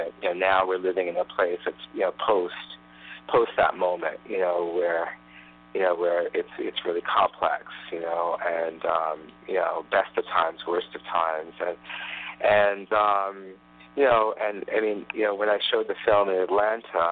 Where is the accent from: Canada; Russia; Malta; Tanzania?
Tanzania; moved away; when I was growing up in Tanzania